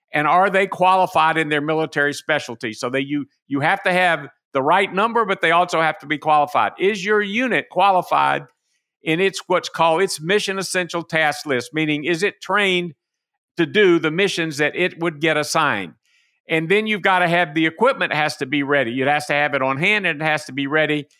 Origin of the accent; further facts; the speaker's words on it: Macon, Georgia, United States; my hometown of Macon, Georgia